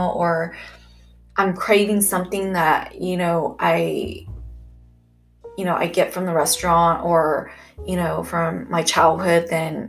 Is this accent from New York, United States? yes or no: no; California, United States; I am from California